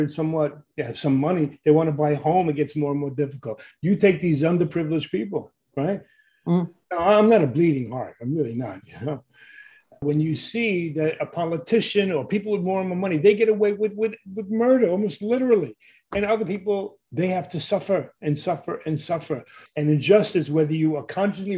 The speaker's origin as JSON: {"language": "English", "town": "New York City", "region": "New York", "country": "United States", "tie": "born or raised there", "said": "I grew up in Brooklyn, New York"}